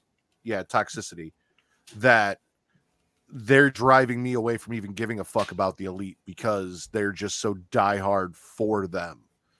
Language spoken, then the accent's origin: English; Chicago, Illinois, United States; I'm from Chicago.